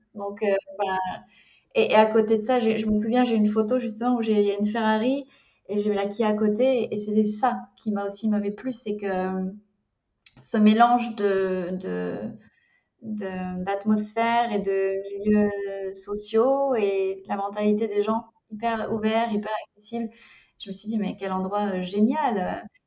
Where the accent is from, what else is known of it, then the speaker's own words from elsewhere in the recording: France; moved away as an adult; now in Germany; je suis française, expatriée en, en, Allemagne depuis bientôt, en tout cas, je suis dans ma cinquième année.